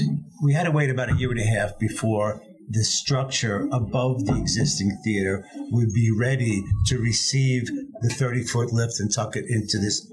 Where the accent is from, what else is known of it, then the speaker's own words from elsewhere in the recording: New York City, New York, United States; I'm a Queens boy, so I was born in Queens, so I'm a Mets fan